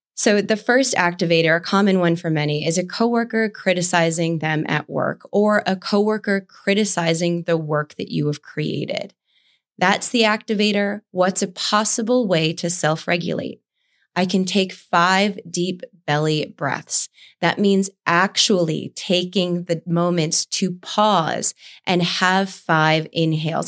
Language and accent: English; East Coast, United States; growing up on the East Coast